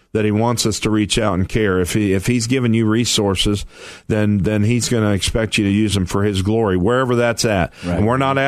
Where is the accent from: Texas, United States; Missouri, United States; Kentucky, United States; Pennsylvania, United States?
Missouri, United States; moved away; I'm from Missouri